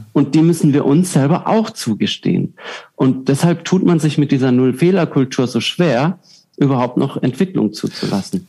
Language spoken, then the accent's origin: German; Southern Germany, Germany; moved away; Ich komme aus Süddeutschland ursprünglich, da ist es äh, wirklich viele Biergärten